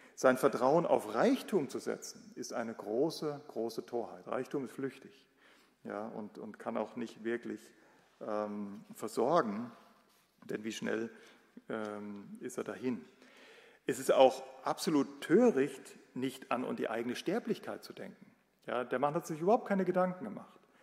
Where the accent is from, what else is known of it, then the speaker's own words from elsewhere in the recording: Germany; bei uns in Deutschland